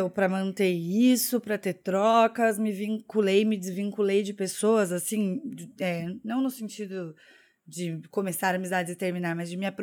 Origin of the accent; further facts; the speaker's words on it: Curitiba, Paraná, Brazil; accent: Curitiba; now in Porto Alegre, Brazil; nossa, você é de Curitiba, você não tem sotaque. Só que quando eu tô em São Paulo, as pessoas falam que eu tenho sotaque de Curitiba.